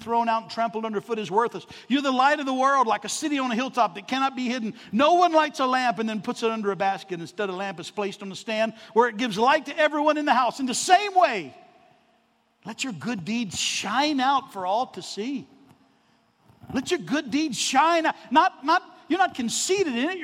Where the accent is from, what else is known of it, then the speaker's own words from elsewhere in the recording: Arkansas, United States; I'm from Arkansas